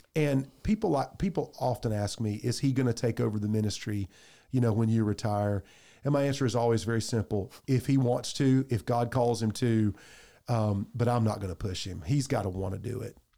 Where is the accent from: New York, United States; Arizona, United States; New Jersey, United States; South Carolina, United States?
South Carolina, United States; Clemson; I grew up right there in Clemson